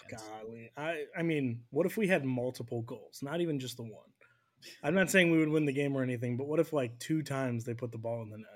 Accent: United States; as an American fan

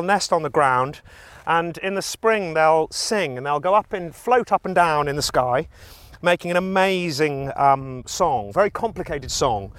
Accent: the Cotswolds, England, United Kingdom; I'm a farmer from the Cotswolds

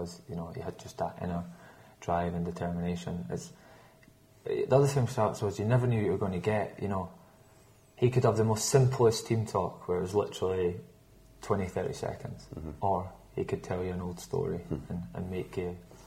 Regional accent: Scotland, United Kingdom; I'm Scottish

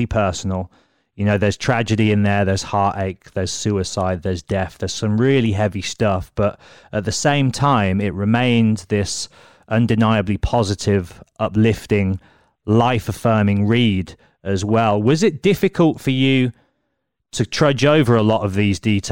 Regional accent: Solihull, West Midlands, United Kingdom; I'm from Solihull. So I've spent my whole life in and around Birmingham

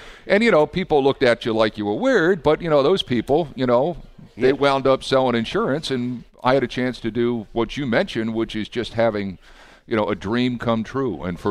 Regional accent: New Jersey, United States; moved away; When I was growing up, I grew up in New Jersey.

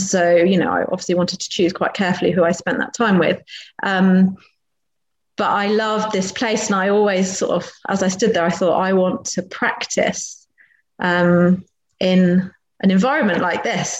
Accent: Wiltshire, South West England, United Kingdom; moved away; also born or lived in Berkhamsted; I grew up in down in Wiltshire, so sort of out in the sticks.

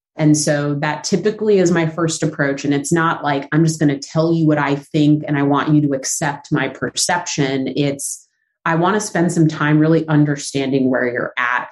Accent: Los Angeles, California, United States; moved away as an adult; now in New York, United States; I am from Southern California, so the San Fernando Valley, right outside of LA. Technically, a valley girl, if you go by that definition. I uh, moved to New York when I was 19, so I've been in New York a long time, but born and raised in uh, the valley.

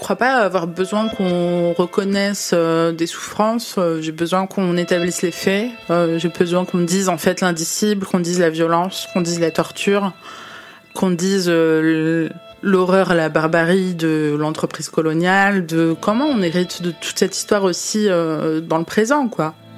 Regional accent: France; en France, en tant que franco-algérienne

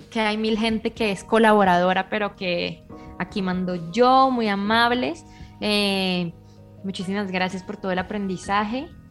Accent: Bucaramanga, Santander, Colombia; moved away as an adult; also born or lived in Boston; now in Mexico City, Mexico; Yo, salí muy poco de Bucaramanga hasta que no tuve 16 años

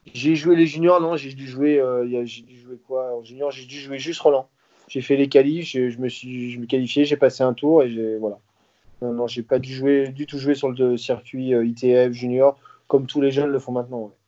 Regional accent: Saint-Brieuc, Brittany, France; chez moi, à Saint-Brieuc

